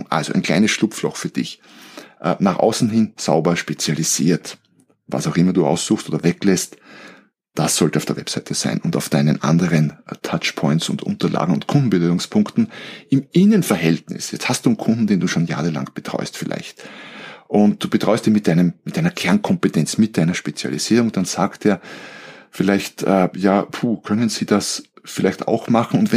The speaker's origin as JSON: {"language": "German", "country": "Austria", "also_born_or_lived": "Germany", "said": "Also so als, als Österreicher, wir haben ja unsere Grauzonen."}